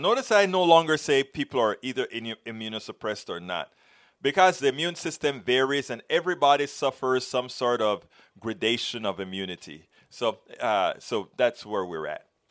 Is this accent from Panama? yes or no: yes; Panama; now in United States; I came from Panama, a Latin American country